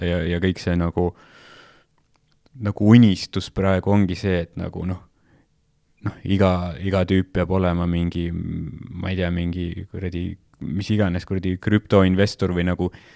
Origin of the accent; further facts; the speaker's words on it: Estonia; Eestis vaata, me oleme, me tulime Nõukogude Liidust